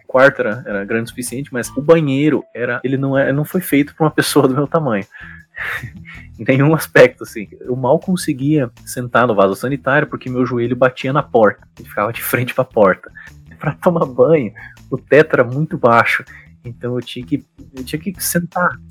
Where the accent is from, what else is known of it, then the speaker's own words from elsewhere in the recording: Cascavel, Paraná, Brazil; moved away as an adult; also born or lived in Sheffield, England; minha cidade natal, que é Cascavel